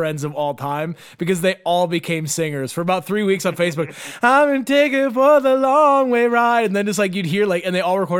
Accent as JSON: {"language": "English", "town": "Neenah", "region": "Wisconsin", "country": "United States", "tie": "born or raised there", "said": "we grew up in Nina"}